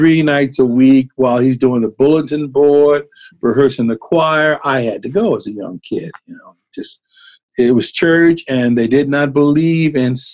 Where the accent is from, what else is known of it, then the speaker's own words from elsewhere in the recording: San Francisco, California, United States; also born or lived in Berkeley, California; I was born in Berkeley, California, which is just over the bay, across the bay, but pretty much raised in San Francisco